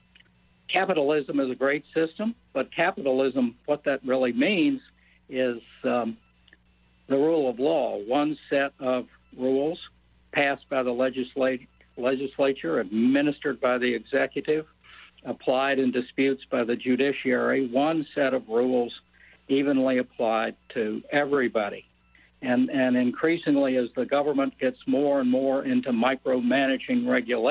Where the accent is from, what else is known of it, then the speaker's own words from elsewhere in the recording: Toledo, Ohio, United States; moved away as an adult; also born or lived in Southwest Virginia / Northeast United States; now in Richmond, United States; growing up in Toledo, Ohio